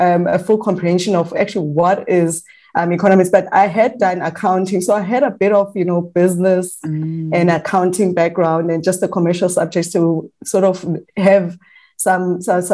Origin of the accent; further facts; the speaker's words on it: the Vaal, Gauteng, South Africa; I'm from the Vaal